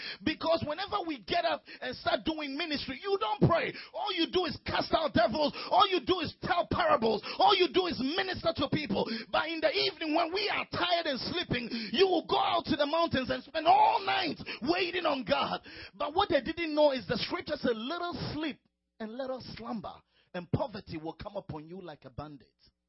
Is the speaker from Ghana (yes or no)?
yes; Ghana; A friend of mine called me the other day, who lives close to my hometown in Ghana.